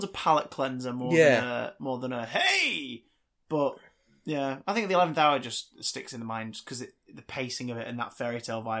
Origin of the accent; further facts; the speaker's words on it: Manchester, North West England, United Kingdom; I think you just said that because we're both from Manchester.